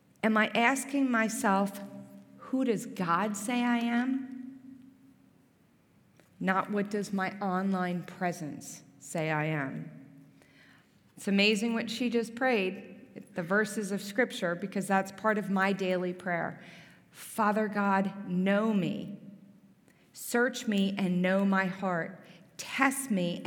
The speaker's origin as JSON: {"language": "English", "region": "New Jersey", "country": "United States", "tie": "born or raised there", "also_born_or_lived": "Philadelphia, Pennsylvania", "moved": "yes", "lives_now": "Gibsonia, United States", "said": "I'm actually from New Jersey. Some people notice when I say the word water, I don't mean to say it different"}